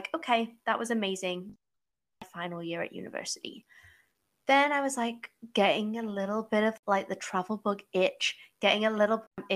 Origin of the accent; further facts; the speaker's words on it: England, United Kingdom; moved away as an adult; also born or lived in United States; now in Toronto, Canada; I am originally from England